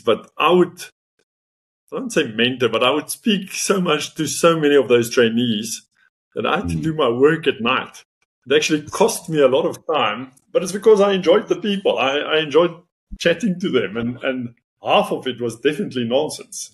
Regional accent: Northern Cape, South Africa; first language Afrikaans; English is a second language; moved away as an adult; also born or lived in Potchefstroom; Where I grew up in the Northern Cape, we speak Afrikaans.

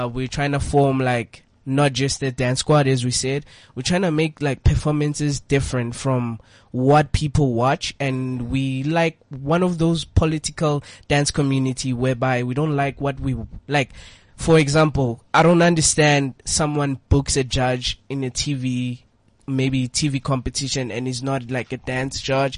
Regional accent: Boksburg, Gauteng, South Africa; We're from the east side, Boxburg

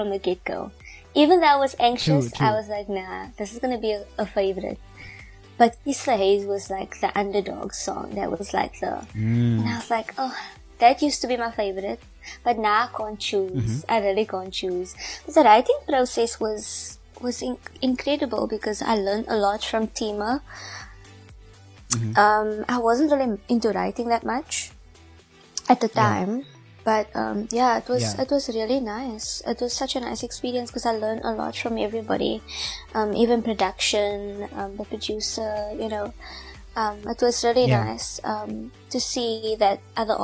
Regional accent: South Africa; I'm South African

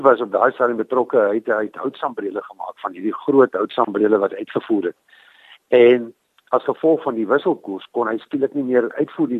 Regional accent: Prieska, Northern Cape, South Africa; moved away as an adult; also born or lived in Carnarvon; ek het groot geword aan Priska in die Karoo. Ehm um, ek is gebore in Karnavan. So ek is maar 'n boerling van die Karoo.

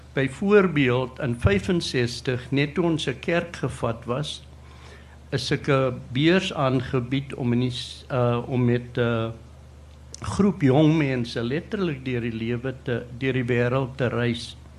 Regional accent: South Africa; moved away as an adult; toe ek weer die land verlaat in 73 en toe in 92 teruggekom

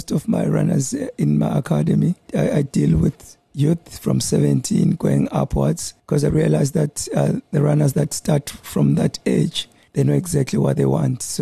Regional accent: Bulawayo, Zimbabwe; moved away as an adult; also born or lived in Pretoria; now in Durban, South Africa; I was born in Bulawayo. Uh, 1982 and uh, I moved up here in 2004 2004.

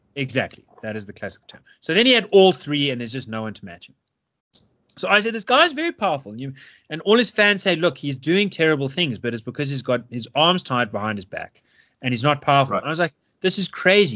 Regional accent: South Africa; also born or lived in United States; a South African but someone who hasn't lived here for six years

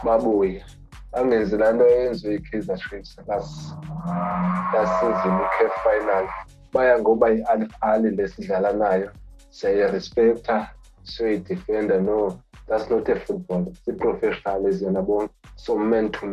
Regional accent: South Africa; as a South African

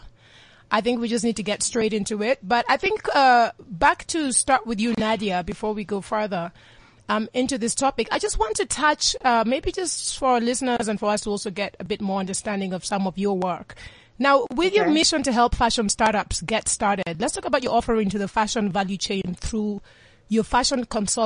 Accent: Kenya; It's a Luo. I'm from the Luo tribe in Kenya

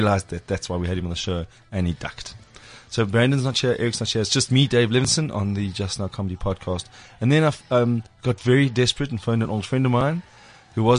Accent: Springs, Gauteng, South Africa; I was born in Springs

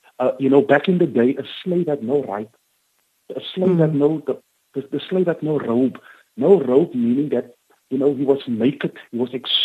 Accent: Cape Town, Western Cape, South Africa; I grew up on the Cape Flats

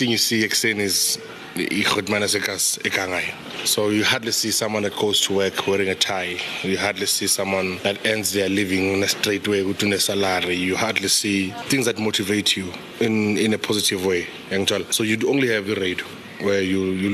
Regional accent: Tembisa, Gauteng, South Africa; Growing up in Tembisa, I had a better relationship with my grandmother than I had with my mom

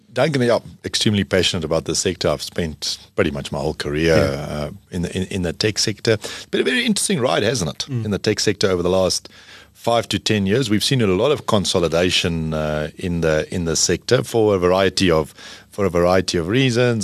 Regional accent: South Africa; as a South African

